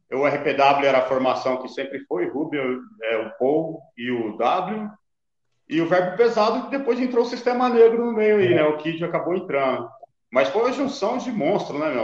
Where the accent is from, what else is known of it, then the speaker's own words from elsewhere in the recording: Carapicuíba, São Paulo, Brazil; now in Goiânia, Brazil; hoje eu moro em Goiânia, cara, mas eu sou de Carapicuíba. Carapicuíba hum. Vila Dirce.